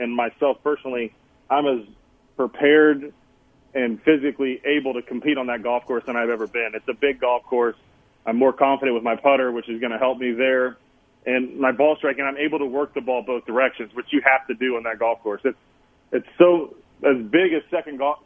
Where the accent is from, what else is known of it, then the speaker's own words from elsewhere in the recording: Kansas, United States; growing up in Kansas, you know, being around Tom Watson